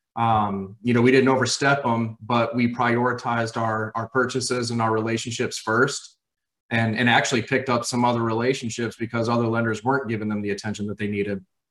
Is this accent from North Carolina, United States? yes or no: yes; Raleigh, North Carolina, United States; I am from Raleigh, North Carolina